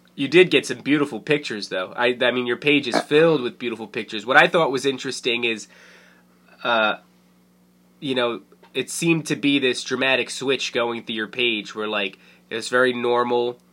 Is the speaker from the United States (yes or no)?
yes; Carteret, New Jersey, United States; also born or lived in Fords, New Jersey; I grew up in Carteret and then I I lived in Ford, so right next door